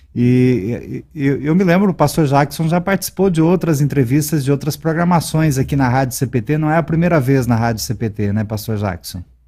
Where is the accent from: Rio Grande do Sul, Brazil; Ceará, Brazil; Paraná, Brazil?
Paraná, Brazil; eu sou paranaense